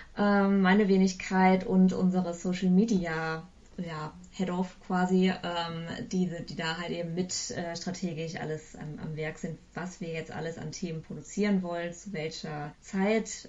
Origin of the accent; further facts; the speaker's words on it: Eifel, Germany; moved away as an adult; also born or lived in Bonn / Bayreuth / Cologne; now in Hamburg, Germany; Ich komme ursprünglich aus der Eifel